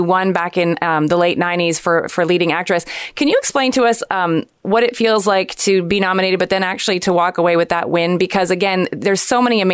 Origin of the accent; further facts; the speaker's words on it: Montreal, Quebec, Canada; I'm from Montreal.